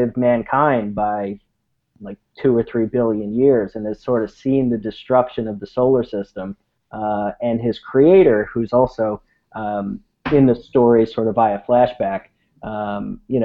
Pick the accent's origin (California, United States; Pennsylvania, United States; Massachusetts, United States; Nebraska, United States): California, United States; San Francisco; I'm from San Francisco, project manager out in San Francisco